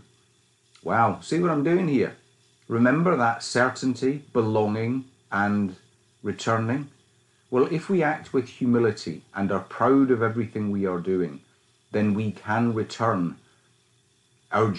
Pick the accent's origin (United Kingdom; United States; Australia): United Kingdom; Scotland; you can tell that I was brought up in Scotland when I was a wee boy, and I was a wee boy. The accent comes through loud and clear